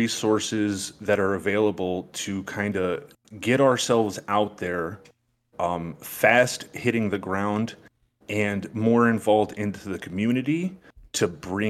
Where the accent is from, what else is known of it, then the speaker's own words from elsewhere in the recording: New York, United States; But in my hometown in New York, we have a little project going on.